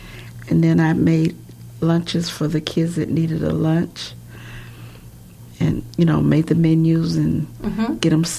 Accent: Omaha, Nebraska, United States; I was born here in Omaha, Nebraska.

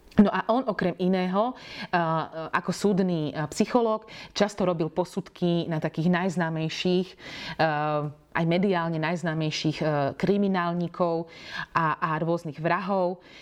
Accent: eastern Slovakia, Slovakia; Ja sama pochádzam z dediny e, z východného Slovenska

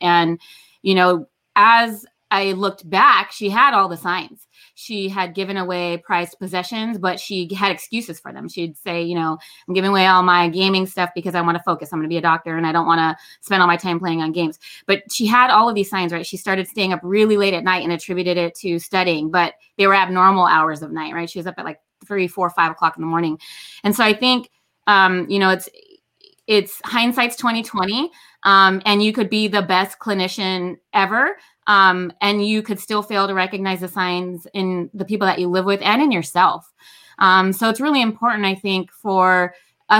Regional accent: Los Angeles, California, United States; I grew up in Los Angeles as a foster kid

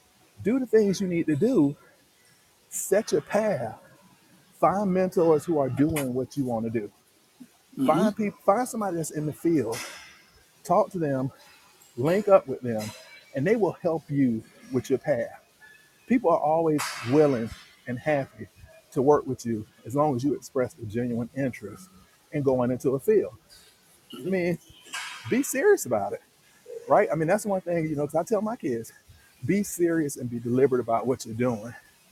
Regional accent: the South, United States; growing up in the South, football is king, right?

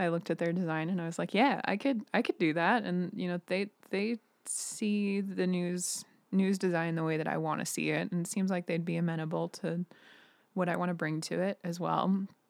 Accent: Billings, Montana, United States; also born or lived in Missoula / South Dakota; now in Billings, United States; I, I grew up in Billings, and I studied in Missoula in college.

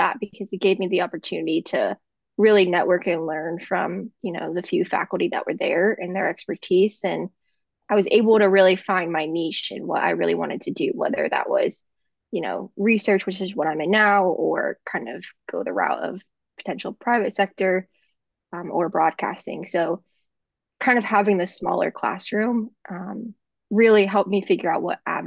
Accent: Hershey, Pennsylvania, United States; moved away as an adult; now in Oklahoma, United States; I'm originally from South Central Pennsylvania, so Hershey, PA specifically. Grew up there most of my life since I was about 5

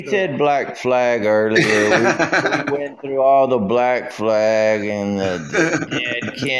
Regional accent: Texas coast, United States; I grew up in Texas along the coast.

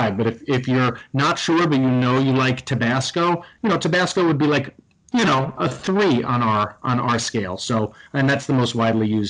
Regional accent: Bergen County, New Jersey, United States; moved away; I'm originally from New Jersey

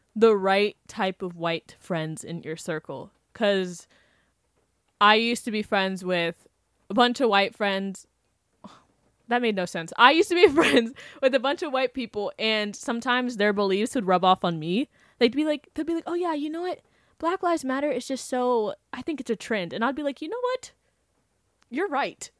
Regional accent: Wellington, Florida, United States; I grew up in Wellington

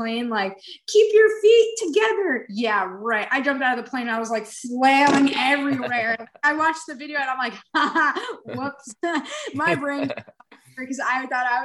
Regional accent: New York City, New York, United States; I grew up in New York City

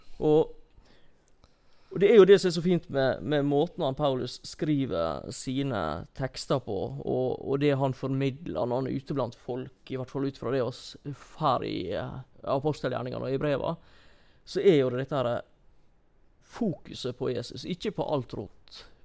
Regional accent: Norway; som nordmenn

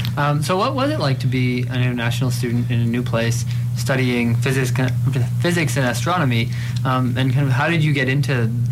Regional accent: Toronto, Ontario, Canada; moved away as an adult; now in London, Canada; I did my undergrad at U of T as well, but I was born and raised in Toronto, so Toronto was home to me

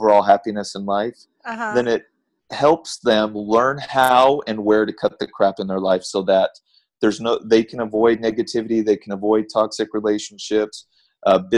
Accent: Southern California, United States; I grew up in Southern California.

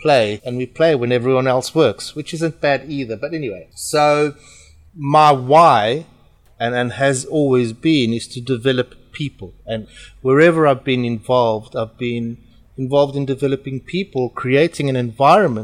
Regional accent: South Africa; accent: South African; moved away as an adult; also born or lived in Portugal; now in United Kingdom; I am Portuguese. My funny accent is from South Africa, and I was born in South Africa and I grew up in South Africa

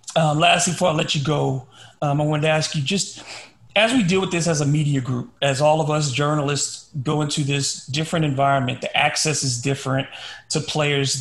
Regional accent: Louisiana, United States; I grew up in Louisiana

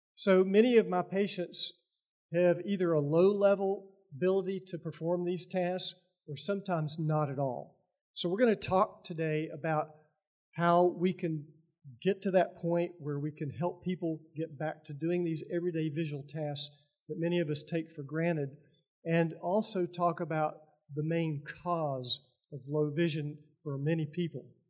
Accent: Lebanon, Tennessee, United States; I am from Lebanon, Tennessee, which is a historical town about 30 miles east of here.

